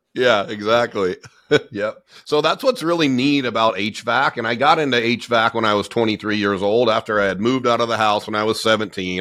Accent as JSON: {"language": "English", "region": "Southern California", "country": "United States", "tie": "born or raised there", "said": "I grew up in Southern California. I'm born and raised in in SoCal"}